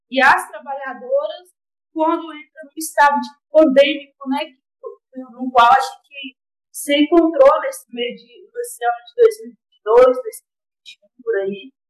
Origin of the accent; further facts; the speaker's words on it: Ouro Verde de Minas, Minas Gerais, Brazil; sou lá de Ouro Verde de Minas, do Plano Santa Cruz, né?